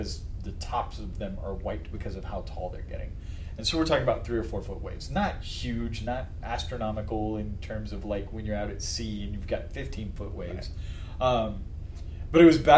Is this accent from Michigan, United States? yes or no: no; Las Vegas, Nevada, United States; growing up in Las Vegas, we spent a lot of time on Lake Mead